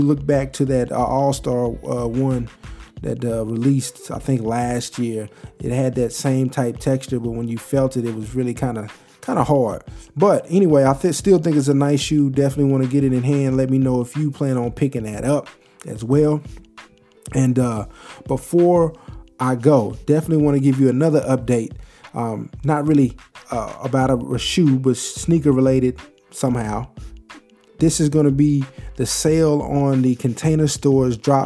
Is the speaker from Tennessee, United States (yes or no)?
no; Texas, United States; I'm from Texas